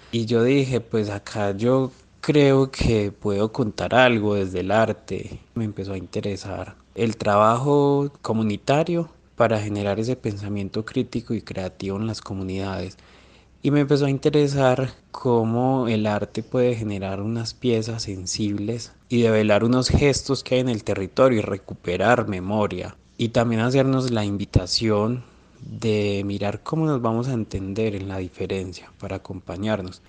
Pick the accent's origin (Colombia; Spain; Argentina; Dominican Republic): Colombia; Rionegro, Antioquia; also born or lived in Medellín; Yo nací en Medellín, pero crecí en zona rural de Río Negro, Antioquia